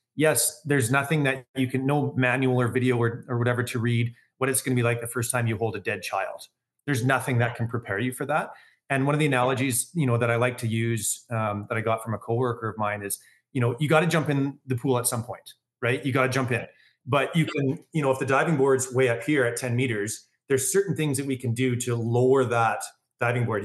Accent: Calgary, Alberta, Canada; born and raised Calgarian. Um, I grew up with a wonderful family, uh, here in Calgary.

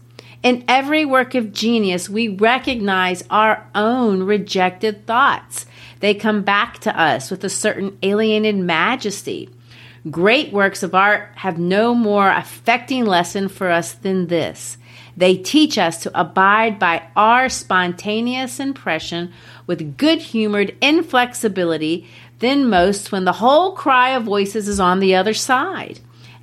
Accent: Brazil; I've shared it before that I grew up in Brazil. Well, in Brazil, I was the only white girl in my community.

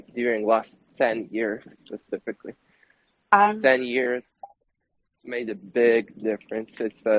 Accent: Lviv, Lviv Oblast, Ukraine; So I'm from Lviv.

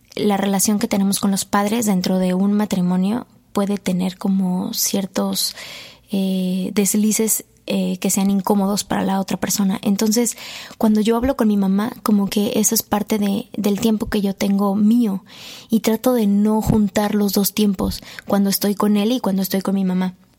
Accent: Mexico; como buen mexicano

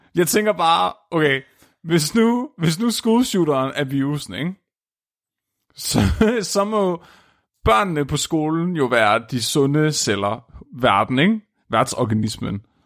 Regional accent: Tåsinge, Southern Denmark, Denmark; jeg er fra Tåsinge

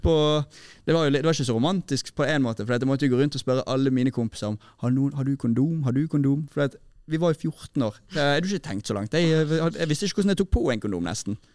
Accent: Bergen, Vestland, Norway; i Sandviken, der jeg kommer fra

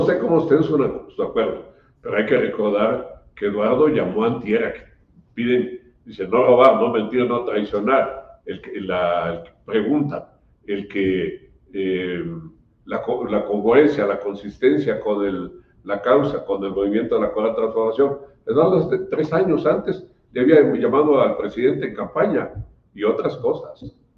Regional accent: Chiapas, Mexico; Los chaparecos eh, sentimos y pensamos, vivimos de otra manera

